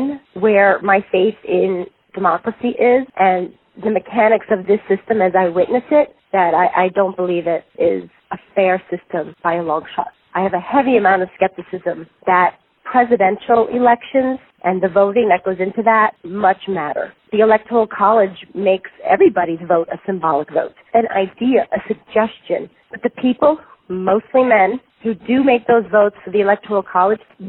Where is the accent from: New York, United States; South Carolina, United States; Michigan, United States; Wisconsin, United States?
New York, United States; also born or lived in Long Island / Brooklyn; I grew up in New York, some of those years on Long Island, some of them a little north of the city, and some of those years in Brooklyn